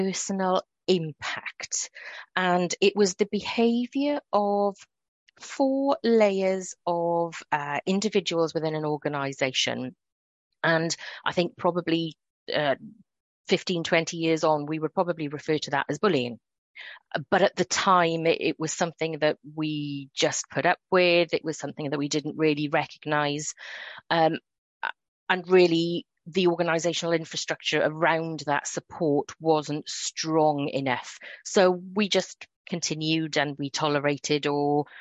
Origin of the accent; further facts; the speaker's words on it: Wales, United Kingdom; accent: Welsh; I'm sure listeners will be able to hear the Wales in my accent